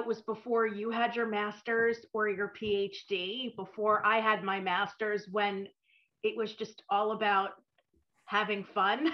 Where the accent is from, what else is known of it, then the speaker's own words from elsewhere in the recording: suburban New Jersey, United States; also born or lived in New York; I grew up in suburban New Jersey, but I was born in New York